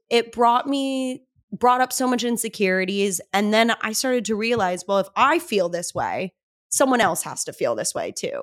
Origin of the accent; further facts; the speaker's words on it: Cedar Crest, New Mexico, United States; moved away as an adult; now in Los Angeles, United States; I'm actually not even from Albuquerque. I'm from Cedarcrest. Seven thousand people live in Cedarcrest